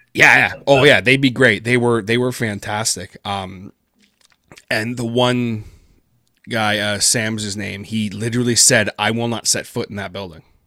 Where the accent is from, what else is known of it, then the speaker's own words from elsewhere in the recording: Peterborough, Ontario, Canada; first language English; my hometown here in Peterborough, Ontario